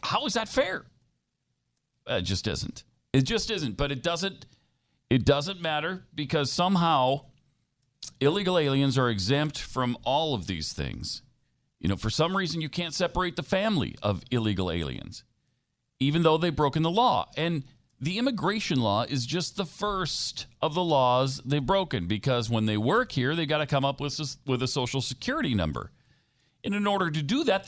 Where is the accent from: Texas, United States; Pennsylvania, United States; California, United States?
Texas, United States; we're from Texas